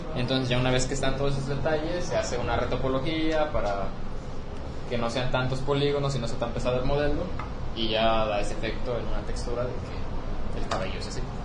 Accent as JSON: {"language": "Spanish", "region": "Morelos", "country": "Mexico", "tie": "born or raised there", "moved": "as an adult", "lives_now": "Guadalajara, Mexico", "said": "he vivido toda mis 21 años en Morelos."}